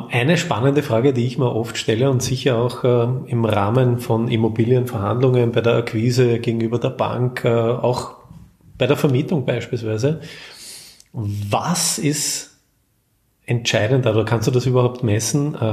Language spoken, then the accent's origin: German; Vienna, Austria; Also man hört es aus Österreich, aus Wien